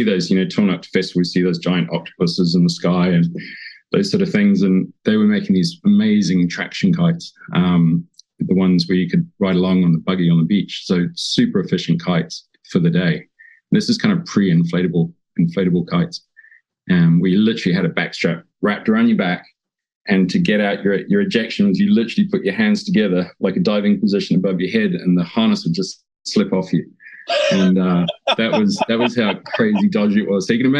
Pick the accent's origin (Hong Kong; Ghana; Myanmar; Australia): Hong Kong; also born or lived in New Zealand; I grew up on the water, and I was born in New Zealand, but grew up in Hong Kong. My dad was an engineer, moved there in the sort of late 70s.